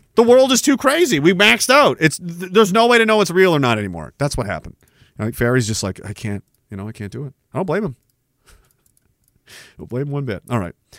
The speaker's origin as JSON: {"language": "English", "country": "Canada", "said": "I'm Canadian"}